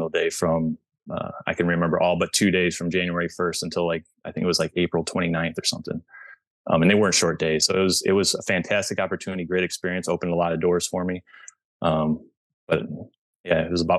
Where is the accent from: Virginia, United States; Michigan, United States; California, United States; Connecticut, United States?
Michigan, United States; moved away as an adult; now in Chicago suburbs, United States; I'm originally from Michigan, but I live in the, now I've lived in the southwestern most suburbs of Chicago for about the last 7 years